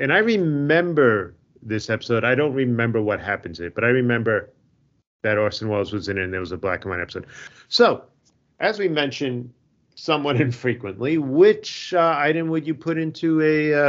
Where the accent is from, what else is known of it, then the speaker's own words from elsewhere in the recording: Wales, United Kingdom; accent: Welsh; Has apparently been enough for me to lose my Welsh accent.